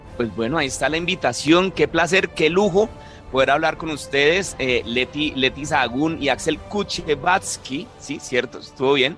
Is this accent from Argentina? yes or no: no; Colombia; yo como colombiano